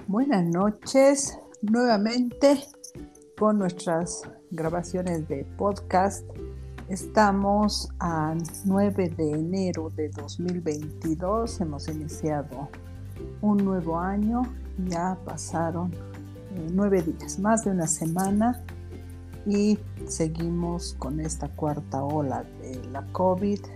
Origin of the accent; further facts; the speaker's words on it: Bolivia; como buenos bolivianos